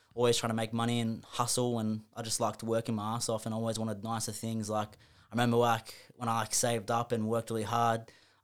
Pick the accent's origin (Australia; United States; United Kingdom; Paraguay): Australia; Sydney, New South Wales; I'm from Sydney